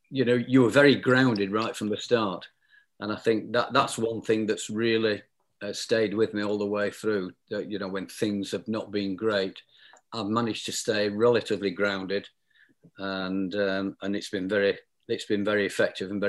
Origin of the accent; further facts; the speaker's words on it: South Lancashire, North West England, United Kingdom; I was brought up in South Lancashire